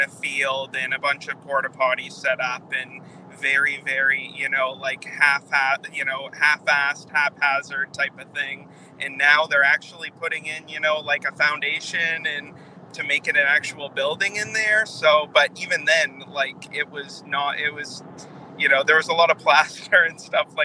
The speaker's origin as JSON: {"language": "English", "region": "Northern Maine", "country": "United States", "also_born_or_lived": "Portland, Maine", "said": "I'm actually from Northern Maine"}